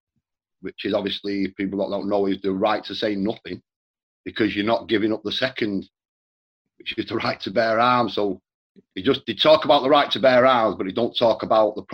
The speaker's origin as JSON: {"language": "English", "town": "Manchester", "region": "North West England", "country": "United Kingdom", "tie": "born or raised there", "also_born_or_lived": "Ireland (parents)", "said": "we bought a new house in Manchester in the 70s"}